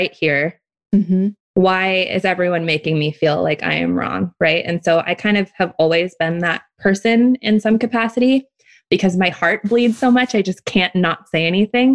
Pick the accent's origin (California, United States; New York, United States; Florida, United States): California, United States; Oakland; moved away as an adult; now in Hawaii, United States; And then I grew up in Oakland.